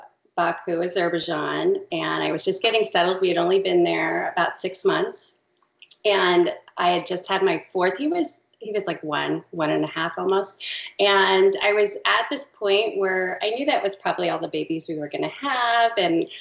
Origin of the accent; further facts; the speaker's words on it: California, United States; born there; So we actually, my husband and I met out in California, and I was born in California. My dad was in the Navy, and we moved all around.